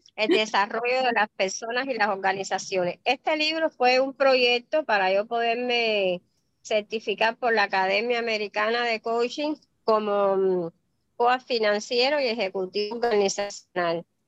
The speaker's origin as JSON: {"language": "Spanish", "country": "Cuba", "moved": "as an adult", "lives_now": "Miami, United States", "said": "yo soy cubana"}